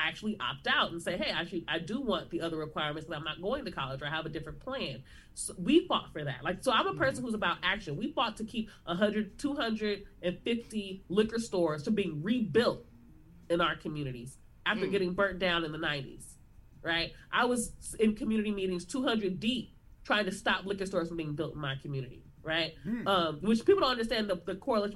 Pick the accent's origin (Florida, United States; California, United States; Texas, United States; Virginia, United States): California, United States; Los Angeles; I'm from South Central, live in South Central, LA, lived here pretty much my entire life